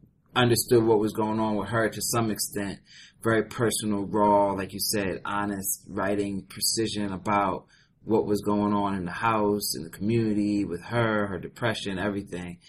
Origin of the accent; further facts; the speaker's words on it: Philadelphia, Pennsylvania, United States; Grew up in Philadelphia